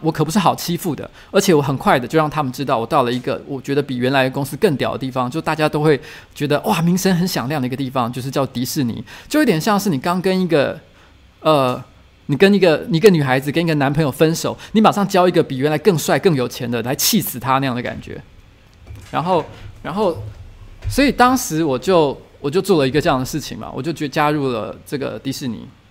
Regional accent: Taiwan; moved away as an adult; also born or lived in Beijing; 因为我是一个台湾人，他们找我这个台湾过去，就是希望去经营台湾市场

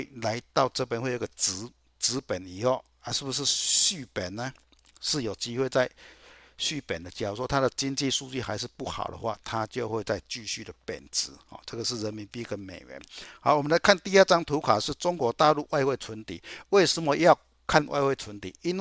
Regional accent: Chiayi, Taiwan; 大家好，我是嘉义的

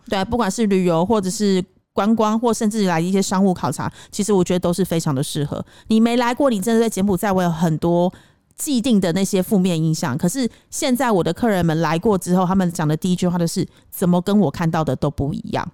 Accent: Taiwan; now in Cambodia; 我身为台湾人，我真的觉得蛮丢脸的

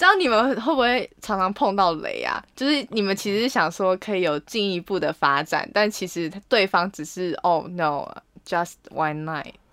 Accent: Taiwan; 我来自，来自台湾

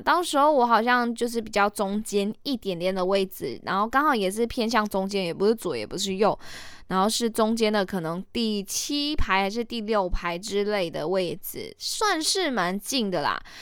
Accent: Malaysia; 我是马来西亚人

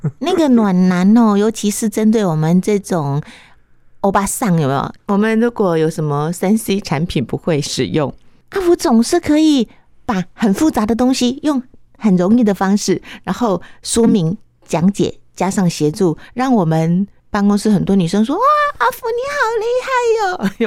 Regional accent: Chiayi, Taiwan; 我是嘉义人，绿豆嘉义人

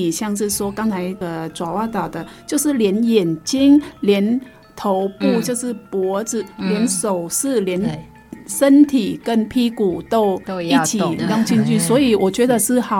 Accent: Vietnam; 像我们越南结婚

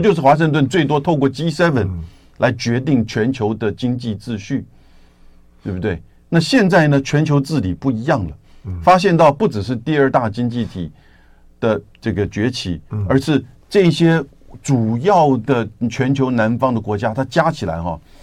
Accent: Taiwan; 我们台湾这边必须要有所了解

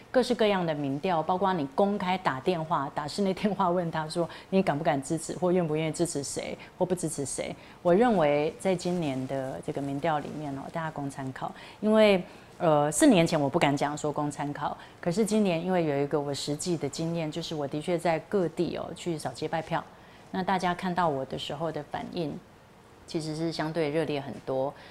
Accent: Hualien County, Taiwan; moved away; also born or lived in Taichung; 其实我就是花莲的小孩

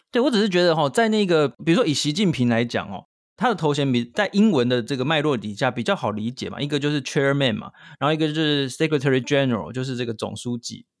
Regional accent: Taiwan; 我们台湾这边看到的中国的新闻很多嘛

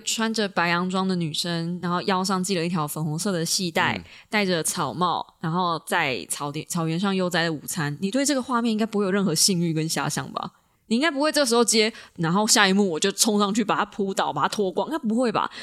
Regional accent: Taiwan; 我身为一个台湾人

